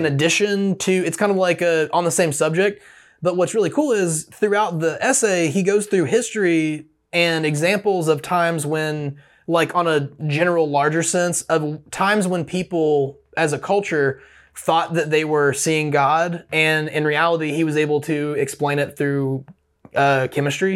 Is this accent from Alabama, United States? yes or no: yes; Opelika, Alabama, United States; I grew up in the Opelika-Auburn area.